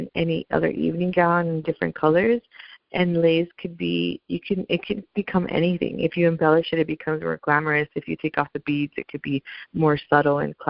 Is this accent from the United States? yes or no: yes; United States; I'm a Latina girl, but I'm an American girl, so I was born in the U.S.